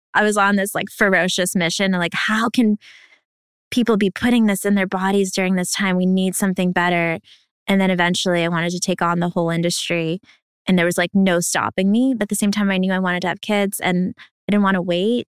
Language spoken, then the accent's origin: English; New York, United States; also born or lived in Ukraine; I was a refugee from Ukraine, moved here to New York, where we are right now